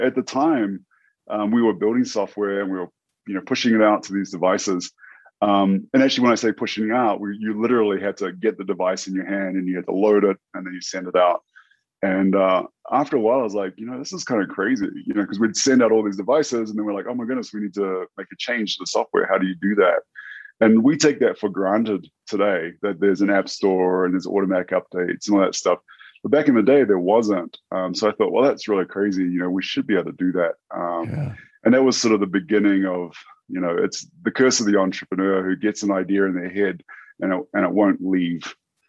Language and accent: English; New Zealand; for those who aren't familiar with New Zealand, It's a couple of islands, conveniently labeled North Island and South Island